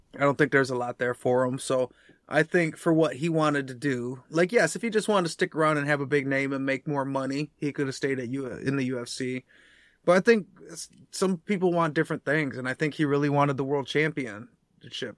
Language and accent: English; United States; we're American